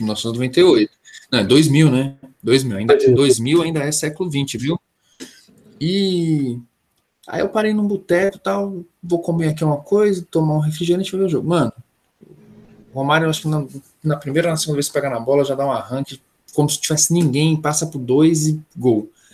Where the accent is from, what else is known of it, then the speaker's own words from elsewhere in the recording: São Paulo, Brazil; paulista que torce pro Flamengo